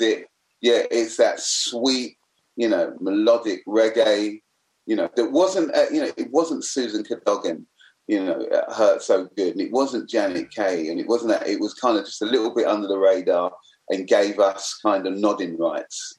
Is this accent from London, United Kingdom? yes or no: yes; London, United Kingdom; also born or lived in Forest Gate; I was a black kid, lived growing up in the East End.